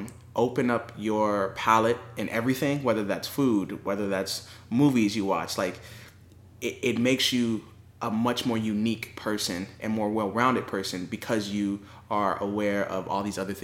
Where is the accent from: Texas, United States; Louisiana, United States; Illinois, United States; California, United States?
California, United States; also born or lived in Los Angeles / San Diego / Riverside; So I mean, I was born and raised in California.